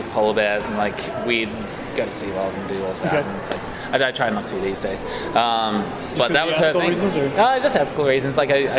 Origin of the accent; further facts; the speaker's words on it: East Coast, Australia; So, like, being Australian, like, I live by the coast on the east.